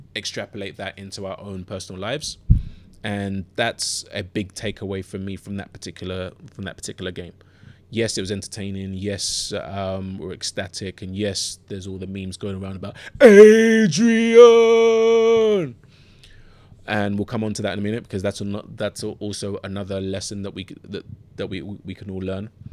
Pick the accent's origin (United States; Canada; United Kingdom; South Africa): United Kingdom; London; accent: London or Southern England; also born or lived in Ghana; I grew up in Southeast London. Um, grew up in, I grew up in Bermondsey and originally born in Ghana and then moved to London w, uh, with my parents when I was th, when I was three and a half.